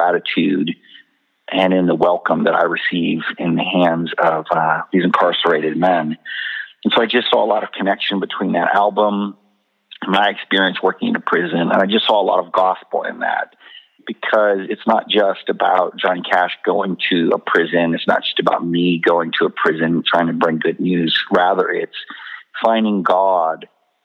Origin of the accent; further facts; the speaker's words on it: Abilene, Texas, United States; my hometown here in Abilene